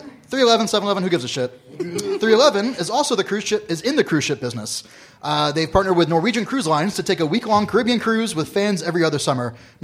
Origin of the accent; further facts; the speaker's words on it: Florida, United States; I'm from Florida.